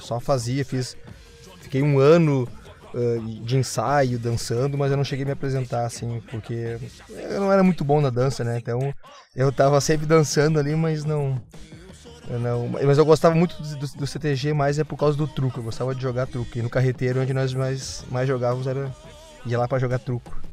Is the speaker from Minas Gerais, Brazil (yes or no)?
no; Gravataí, Rio Grande do Sul, Brazil; eu também sou de Gravataí, né? Nascido e, e criado aqui